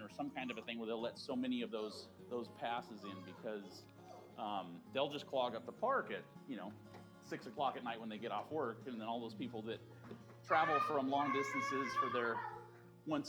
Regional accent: Southern California, United States; moved away as an adult; now in Central California, United States; grew up in Southern California

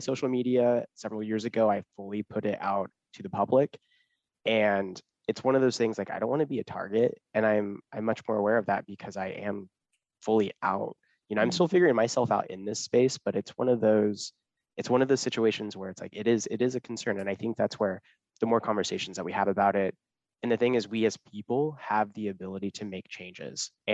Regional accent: Kansas, United States; I grew up in a super small town, super religious in Kansas.

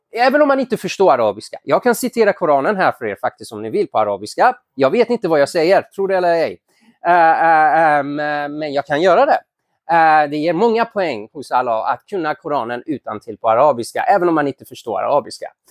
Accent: Iran; now in Sweden; jag är ursprungligen från Iran

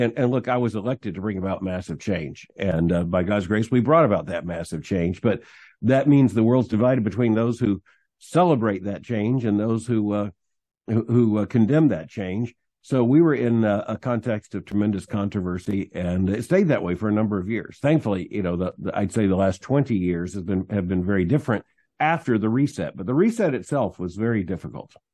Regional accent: Florida, United States; moved away as an adult; also born or lived in Birmingham, Alabama / Louisville, Kentucky; I was born in Florida, uh, raised in a Christian home

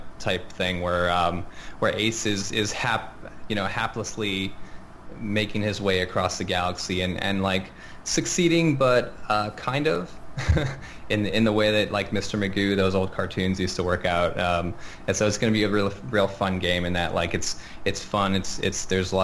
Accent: Montreal, Quebec, Canada; moved away; Montreal, actually, my hometown

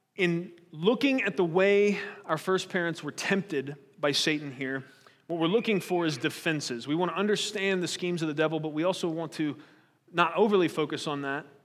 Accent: United States; we're American

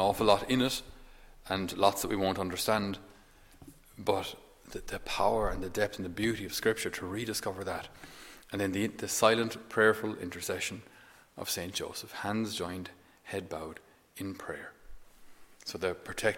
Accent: Ireland; we ourselves as Irish people

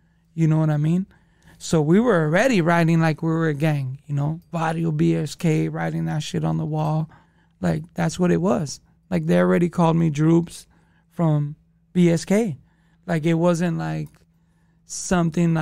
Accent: Los Angeles, California, United States; I grew up in the hood

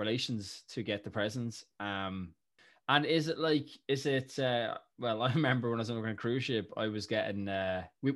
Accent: Ireland; as Irish people

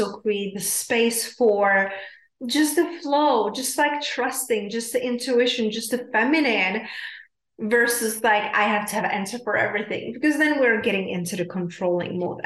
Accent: South Moravian Region, Czechia; I'm from Czech Republic, South Moravia

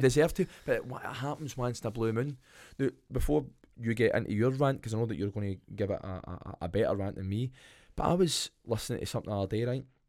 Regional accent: Scotland, United Kingdom; accent: Scottish; now in Perth, Australia; Love being Scottish, love my accent, love everything that you have got to do with being Scottish

